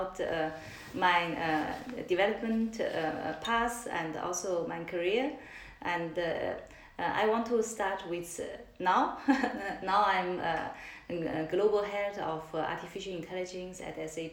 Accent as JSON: {"language": "English", "country": "China", "tie": "born or raised there", "also_born_or_lived": "Germany / Shanghai", "moved": "as an adult", "said": "I grew up in China, but spent more time in Germany"}